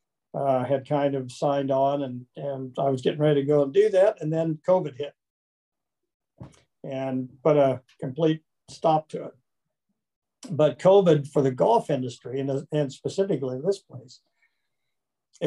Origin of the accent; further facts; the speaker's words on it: Kansas, United States; now in Arizona, United States; I'm from Kansas originally, so I'm a Flatlander.